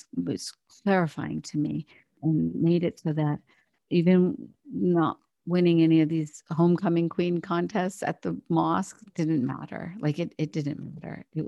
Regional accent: Morgantown, West Virginia, United States; also born or lived in India; I grew up in West Virginia

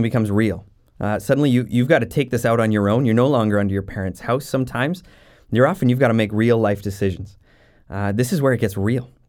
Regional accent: Jasper, Alberta, Canada; also born or lived in Saskatchewan; now in Maple Ridge, Canada; growing up in Jasper, Alberta, right in the Rocky Mountains.

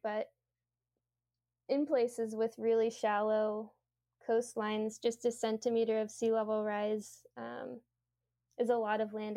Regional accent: Louisiana, United States; moved away; I'm from Louisiana, and um, I actually have a few family members who don't think that climate change is real.

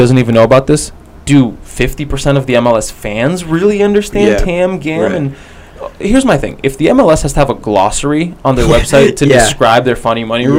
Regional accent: United States; even as an American sports fan

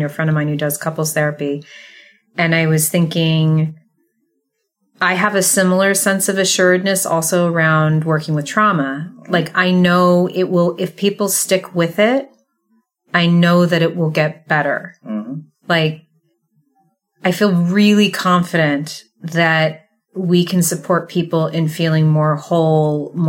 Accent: Southern California, United States; moved away as an adult; the environment I came in from, Southern California

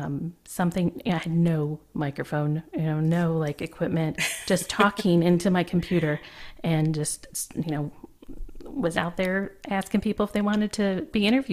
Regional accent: Flint, Michigan, United States; moved away as an adult; also born or lived in Atlanta, Georgia; now in Oregon, United States; I was from Michigan, lived all my life in Flint, Michigan, actually, and just recently moved out to Oregon

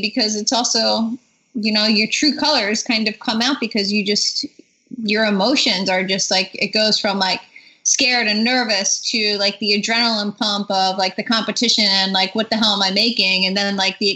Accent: East Coast, United States; I'm from the East Coast

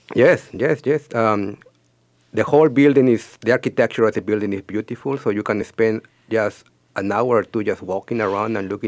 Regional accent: Peru; moved away as an adult; also born or lived in North Dakota, United States; I am from Peru and I moved to North Dakota in 2002 to go to college, and I stayed there until last year

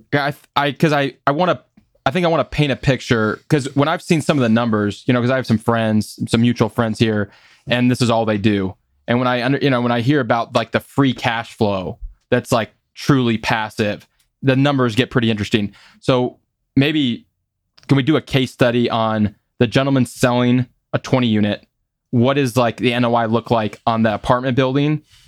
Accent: Des Moines, Iowa, United States; growing up in Des Moines

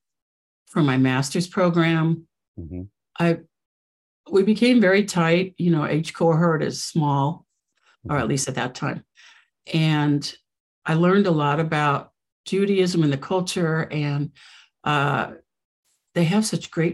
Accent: West Coast, United States; moved away; also born or lived in New York; I'm from the West Coast and I wanted to get back to the West Coast

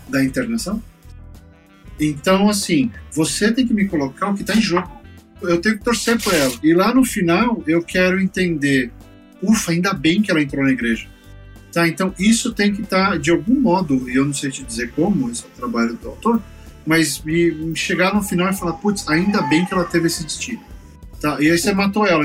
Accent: São Paulo, Brazil; eu sou da Zona Leste de São Paulo, eu cresci com enchente.

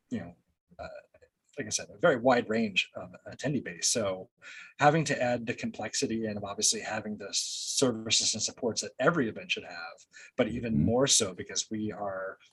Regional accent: New Jersey, United States; now in California, United States; I'm originally from New Jersey

